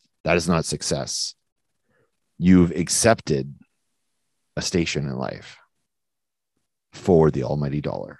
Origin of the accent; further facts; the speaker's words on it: New Brunswick, Canada; accent: New Brunswick; Sounds like a New Brunswick person talking, and that's how I talk, because I'm from New Brunswick